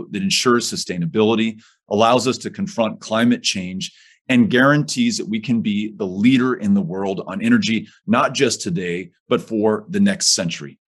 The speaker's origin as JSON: {"language": "English", "town": "El Paso", "region": "Texas", "country": "United States", "tie": "born or raised there", "said": "in my hometown of El Paso"}